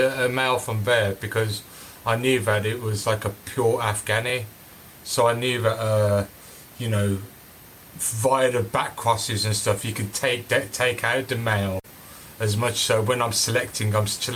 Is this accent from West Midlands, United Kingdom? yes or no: yes; Birmingham, West Midlands, United Kingdom; I was obviously born and raised in Birmingham.